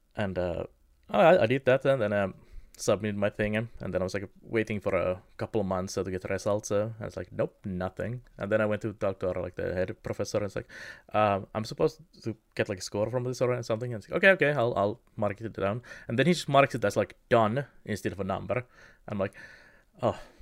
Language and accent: English; Kemi, Lapland, Finland; my hometown of Kemi